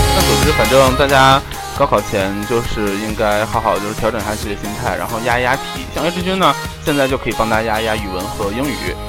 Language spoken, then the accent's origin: Chinese; Northeast China, China; 像我们东北人比较要烤